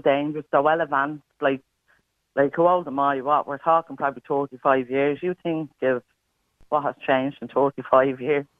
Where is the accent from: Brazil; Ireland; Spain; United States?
Ireland; Dublin, Leinster; moved away; also born or lived in Trinidad; I'm originally from, Ballymun